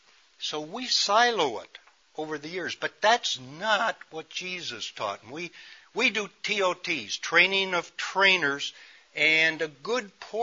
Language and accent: English; Chicago, Illinois, United States; I, as a city boy, I grew up in Chicago on the west side.